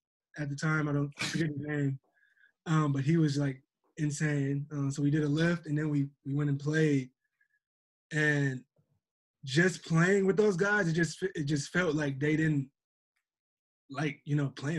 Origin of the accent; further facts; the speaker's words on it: Minnesota, United States; I grew up in Minnesota. Like, my family, you know, grew up in Alabama. So, like, I have, like, a lot of Southern heritage in my family. My mom, dad, whole family, Selma, Alabama, country boys, all that.